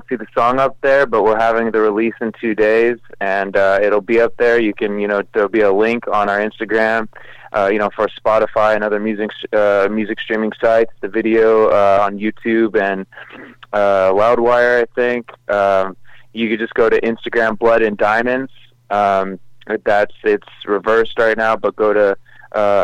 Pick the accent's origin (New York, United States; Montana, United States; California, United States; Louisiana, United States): California, United States; Los Angeles; I grew up in Hollywood.